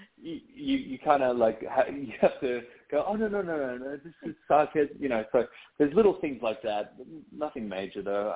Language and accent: English; Australia; moved away as an adult; now in United States; I'm a poor excuse for an Australian growing up on the beach.